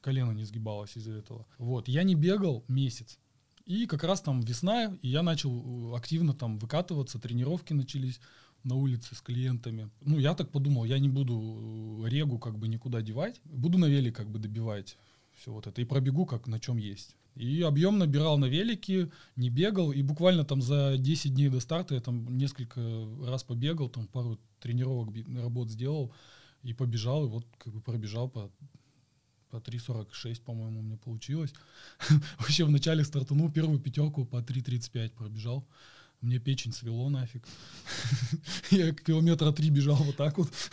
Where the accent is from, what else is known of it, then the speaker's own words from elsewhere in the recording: Chelyabinsk, Chelyabinsk Oblast, Russia; я из Челябинска